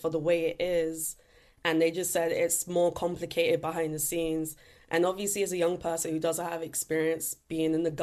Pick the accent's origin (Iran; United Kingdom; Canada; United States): United Kingdom; London; Growing up in East London